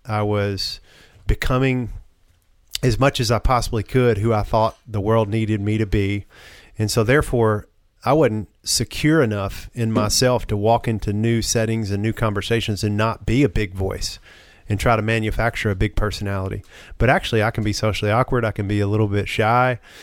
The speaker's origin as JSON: {"language": "English", "region": "the South", "country": "United States", "tie": "born or raised there", "said": "as a man growing up in the South"}